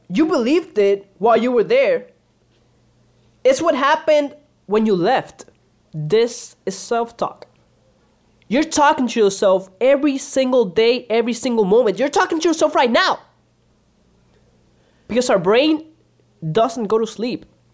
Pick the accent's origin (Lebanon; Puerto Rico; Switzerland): Puerto Rico; also born or lived in Dominican Republic; I'm a Dominican from Puerto Rico.